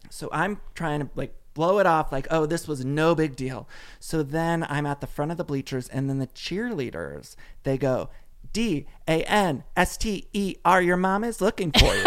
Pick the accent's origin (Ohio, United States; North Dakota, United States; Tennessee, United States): Ohio, United States; moved away as an adult; also born or lived in Chicago; now in Los Angeles, United States; I grew up in Ohio